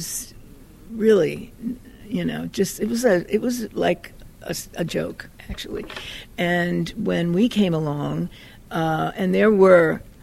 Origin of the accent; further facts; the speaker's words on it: New York, United States; moved away; I'm from New York, and when I was in high school, I used to go to Lower Manhattan and seek out the avant-garde